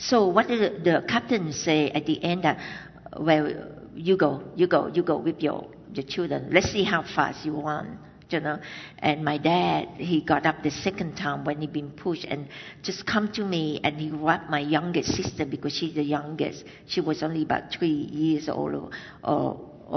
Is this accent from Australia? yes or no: no; Vietnam; moved away; I was born in Vietnam, in the South Vietnam, and that it was in 1968.